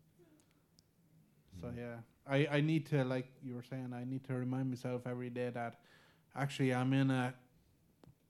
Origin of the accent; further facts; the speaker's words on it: Ireland; We're Irish